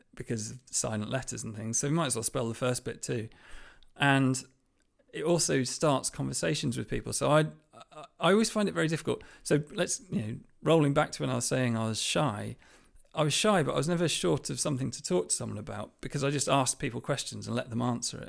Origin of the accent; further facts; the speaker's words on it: Lancashire, North West England, United Kingdom; I grew up in Lancashire, in a small village in Lancashire